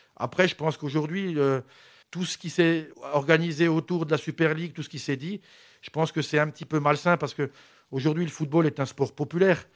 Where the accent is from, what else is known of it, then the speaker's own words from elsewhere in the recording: Mulhouse, Grand Est, France; je suis né à Mulhouse